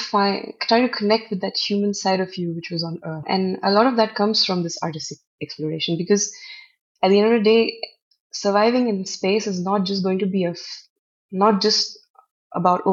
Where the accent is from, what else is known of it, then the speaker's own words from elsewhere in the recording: Northeast India, India; I come from the Northeast. Northeast itself is, Assam is, has the highest number of tribes in the country